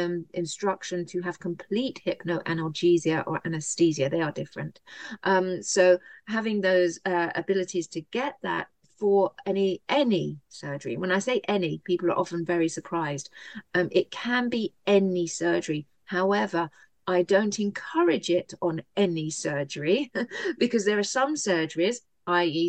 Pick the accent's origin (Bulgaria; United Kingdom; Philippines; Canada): United Kingdom; now in United States; I am a Brit.